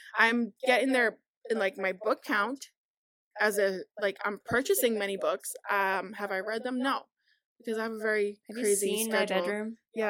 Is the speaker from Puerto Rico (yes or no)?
yes; Puerto Rico; now in Massachusetts, United States; I grew up in Puerto Rico. Like I was born here, but my childhood was in Puerto Rico.